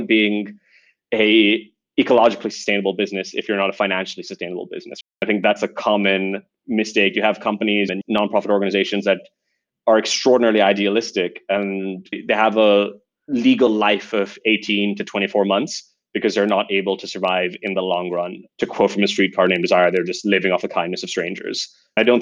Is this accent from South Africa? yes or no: no; Dubai, United Arab Emirates; moved away as an adult; also born or lived in United Kingdom; now in Singapore; I remember summers when I was growing up in Dubai were getting longer and hotter and hotter.